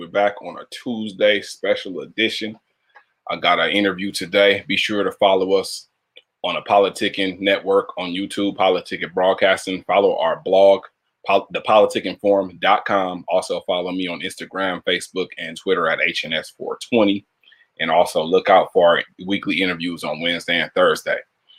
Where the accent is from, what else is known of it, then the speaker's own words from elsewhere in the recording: California, United States; So you know, I'm from Cali, of course. You know, I'm in California, about 45 minutes outside of LA.